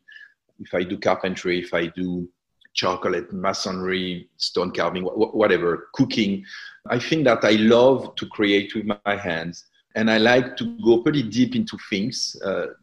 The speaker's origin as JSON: {"language": "English", "region": "southern France", "country": "France", "tie": "born or raised there", "also_born_or_lived": "Algeria / Ibiza", "moved": "yes", "said": "when the war happened, my parents went to the south of France."}